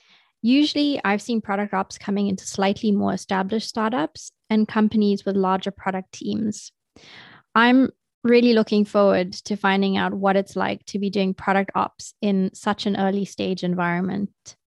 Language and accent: English; South Africa; moved away; I'm from South Africa originally